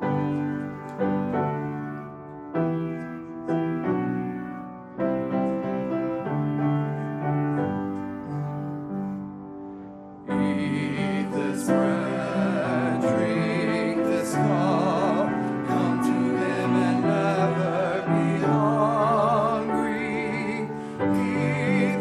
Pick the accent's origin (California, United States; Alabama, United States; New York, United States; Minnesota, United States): Alabama, United States; accent: Alabama; my Alabama accent